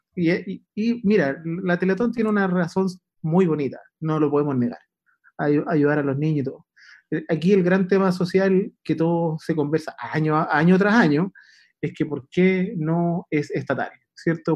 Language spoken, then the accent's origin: Spanish; Puente Alto, Santiago Metropolitan Region, Chile; Yo soy de Puente Alto